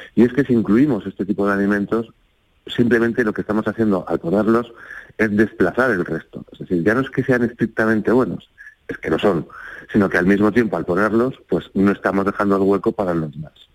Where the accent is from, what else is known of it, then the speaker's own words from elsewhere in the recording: Spain; nosotros como españoles